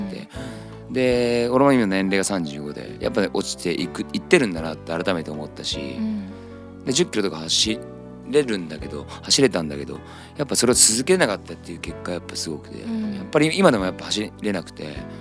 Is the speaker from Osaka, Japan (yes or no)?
no; Nagoya, Aichi, Japan; 俺は地元名古屋なんだけど